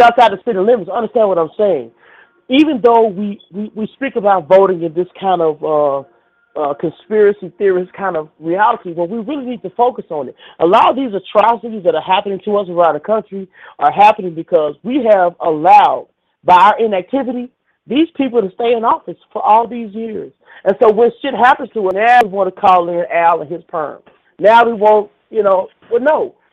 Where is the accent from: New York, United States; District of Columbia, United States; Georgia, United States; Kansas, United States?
Georgia, United States; Atlanta; born or raised there